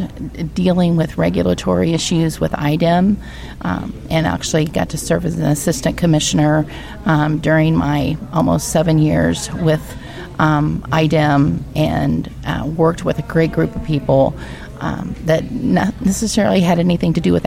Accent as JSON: {"language": "English", "country": "United States", "said": "I hail from Hancock County, where I live on our family farm"}